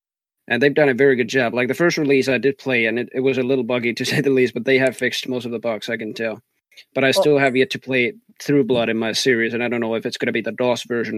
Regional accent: Texas, United States; accent: Texan; it already started in Overwatch with even my accent and everything, that I just speak like a Texan even when I'm casting and everything like that.

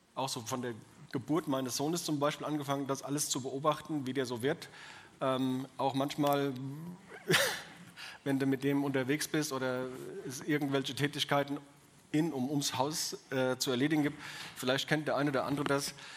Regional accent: Odenwald, Germany; accent: Odenwälderisch; also born or lived in Bavaria; Ich bin äh, kein bewusster Odenwälder. Ich meine, wo suchst du dir das aus, wo du geboren bist

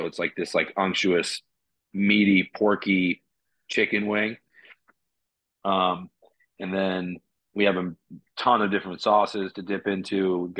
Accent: McLean, Virginia, United States; moved away as an adult; also born or lived in San Francisco / North Carolina; I grew up in McLean, yeah. right out about 5 miles outside DC.

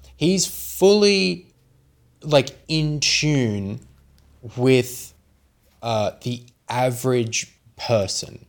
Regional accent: Sydney, New South Wales, Australia; I'm from Western Sydney

